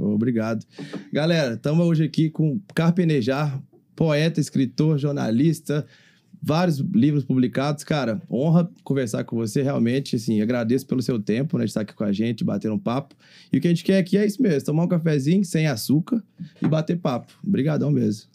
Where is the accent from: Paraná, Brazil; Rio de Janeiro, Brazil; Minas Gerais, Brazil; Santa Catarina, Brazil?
Minas Gerais, Brazil; Divinópolis; moved away as an adult; also born or lived in São Paulo / Uberlândia / Vitória; eu sou de Divinópolis, natural interior de Minas.